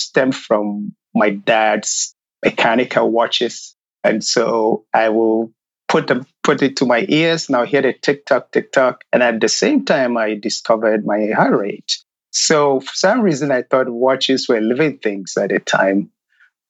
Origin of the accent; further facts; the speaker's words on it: Ghana; moved away as an adult; now in United States; coming from Ghana, or growing up in Ghana, shall I say, I grew up in a very rural area